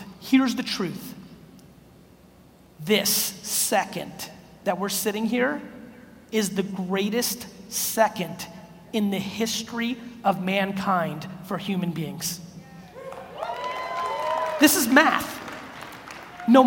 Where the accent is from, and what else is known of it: New York City, New York, United States; born or raised there; also born or lived in Soviet Union